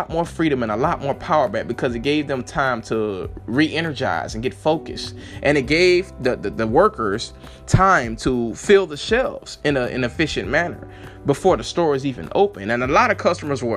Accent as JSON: {"language": "English", "town": "Lake City", "country": "United States", "tie": "born or raised there", "said": "when I was growing up in Lake City, we didn't have any bridges"}